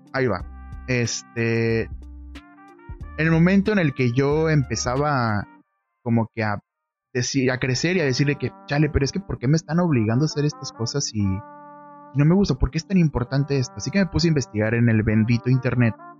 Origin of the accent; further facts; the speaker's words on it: northern Mexico, Mexico; yo soy de México, soy del norte de México